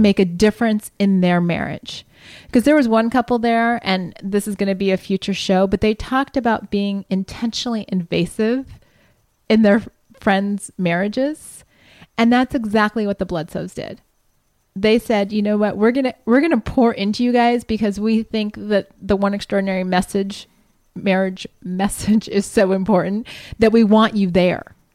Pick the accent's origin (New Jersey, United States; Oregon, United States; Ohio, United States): Ohio, United States; Columbus; moved away; I'm from Columbus